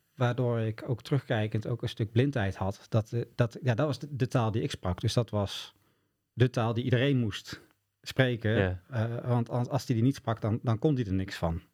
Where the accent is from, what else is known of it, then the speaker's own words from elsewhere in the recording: Boxtel, North Brabant, Netherlands; bij ons in Bokstol woonde eh, Jan Juffermans